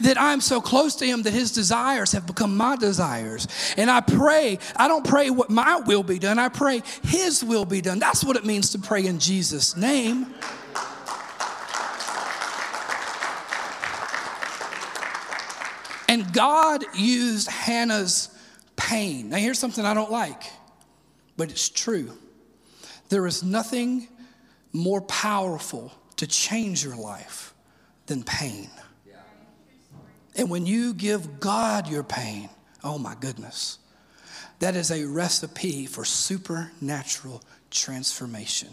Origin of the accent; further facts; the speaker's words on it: Sebastopol, Mississippi, United States; now in Oak Ridge, United States; I'm from Mississippi originally, and I grew up in a very small town